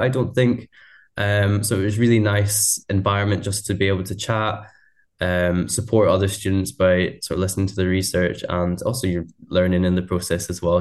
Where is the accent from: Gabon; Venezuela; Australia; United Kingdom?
United Kingdom; Scotland; I'm a Scottish student.